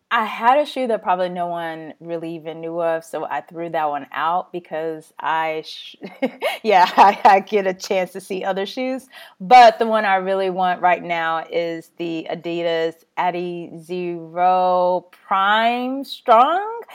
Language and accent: English; Texas, United States; being Texan